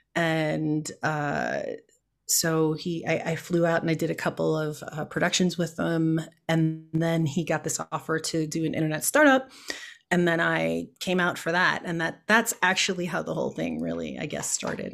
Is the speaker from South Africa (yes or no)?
no; Chicago, Illinois, United States; moved away; I was born and raised in Chicago